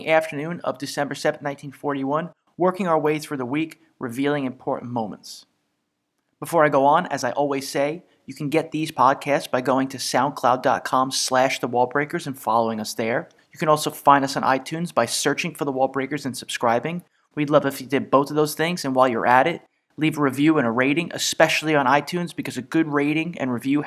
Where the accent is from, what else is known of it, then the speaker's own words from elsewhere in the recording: New York City, New York, United States; accent: Brooklyn; my Brooklyn accent